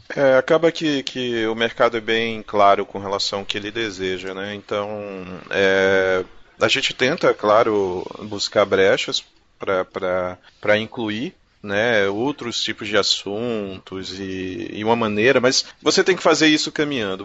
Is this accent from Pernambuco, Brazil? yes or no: yes; Pernambuco, Brazil; É, eu sou de Pernambuco, tá, gente? Eu falo da minha terra porque eu é sou de Pernambuco.